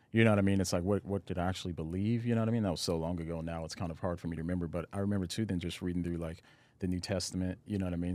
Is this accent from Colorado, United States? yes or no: yes; Aurora, Colorado, United States; moved away; also born or lived in Nashville / Los Angeles; I grew up in, uh, Colorado, in Aurora, Colorado